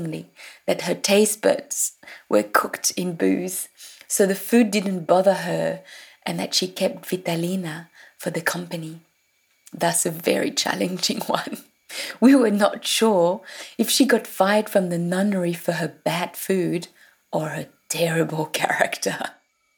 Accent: France; English is a second language; moved away as an adult; also born or lived in Paris, France / Burgundy, France / London, United Kingdom; now in Sydney, Australia; I was born in Paris and then moved to Burgundy

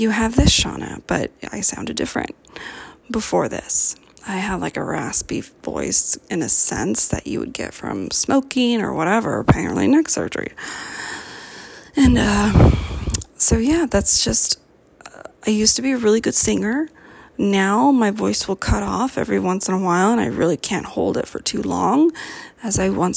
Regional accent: Cupertino, California, United States; now in Oregon, United States; I'm from California, born and raised in Cupertino.

